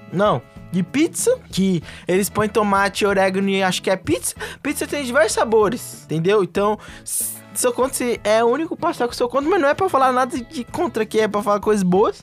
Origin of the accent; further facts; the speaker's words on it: Brazil; somos brasileiros